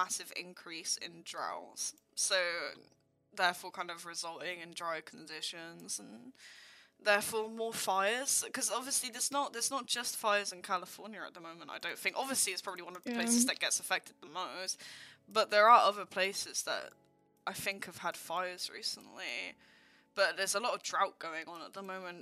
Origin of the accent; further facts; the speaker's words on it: United Kingdom; from the UK who never gets snow.